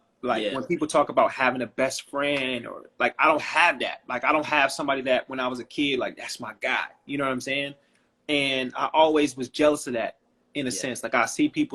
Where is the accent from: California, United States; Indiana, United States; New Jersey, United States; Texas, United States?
California, United States; Oakland; growing up in Oakland, I know people that have never left Oakland